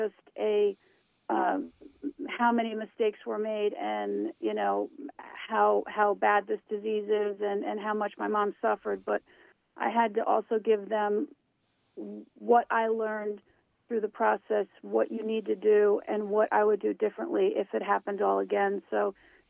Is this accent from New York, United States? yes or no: yes; New York, United States; I am from New York State. I was born about a half hour north of the city.